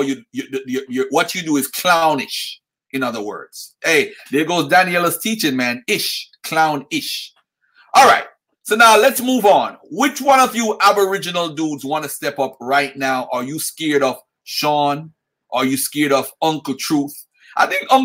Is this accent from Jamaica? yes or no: yes; Jamaica; I'm a Jamaican